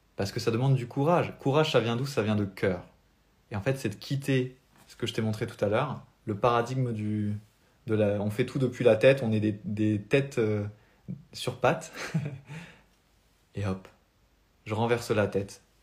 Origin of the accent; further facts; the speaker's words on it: France; accent: French; mon accent français